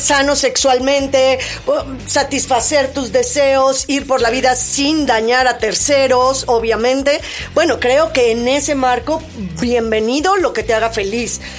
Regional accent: Mexico; nuestra idiosincrasia como mexicanos

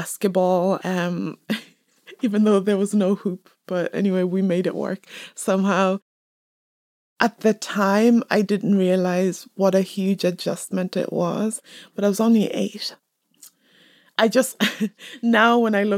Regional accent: Dublin, Leinster, Ireland; moved away as an adult; also born or lived in Kenya / Michigan; now in Belfast, United Kingdom; I was born in Kenya, spent most of my life in Dublin, and then moved up to Northern Ireland.

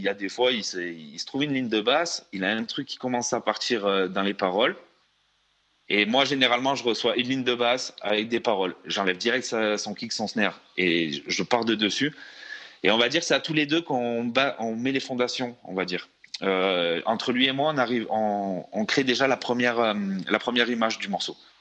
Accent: France; on est, on est français. On est français

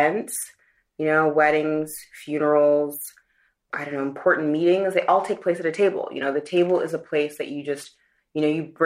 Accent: Austin, Texas, United States; moved away as an adult; also born or lived in Nigeria / New York; now in Paris, France; I am born in Nigeria, raised in Austin, Texas, became a New Yorker, and then moved to Paris almost 10 and a half years ago

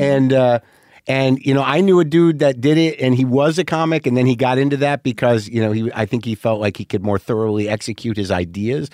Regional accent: New Mexico, United States; also born or lived in New Jersey; I'm genetically New Jersey, but I grew up in New Mexico

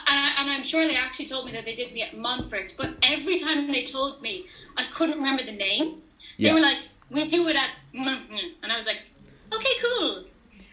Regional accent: Cobh, Munster, Ireland; I'm from Cove

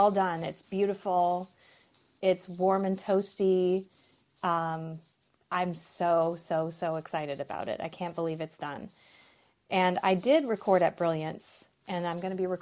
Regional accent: Minnesota, United States; now in Michigan, United States; I grew up in Minnesota

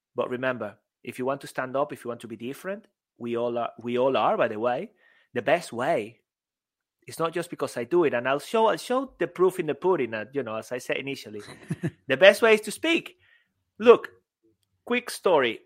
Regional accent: Venezuela; English is a second language; moved away as an adult; also born or lived in Spain; now in United Kingdom

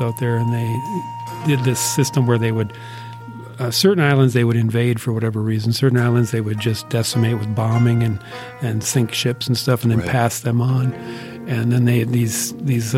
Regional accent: Brainerd, Minnesota, United States; also born or lived in Twin Cities, Minnesota; I grew up in Brainerd

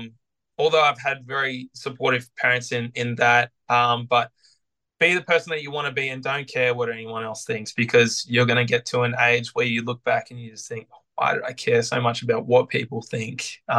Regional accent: Sydney, New South Wales, Australia; now in Brisbane, Australia; You know, wanting to stay in Brisbane, basically, because I came from Sydney and this was only supposed to be a temporary thing for me.

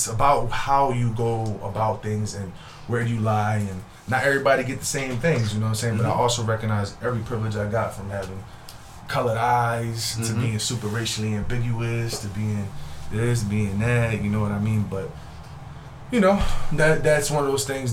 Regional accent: Philadelphia, Pennsylvania, United States; also born or lived in Vieques, Puerto Rico (ancestry); now in Worcester, United States; I grew up in North Philly

